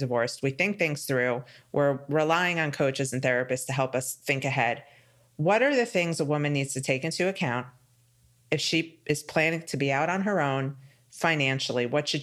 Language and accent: English; New York, United States; now in Florida, United States; I'm from New York, where things are handled very differently.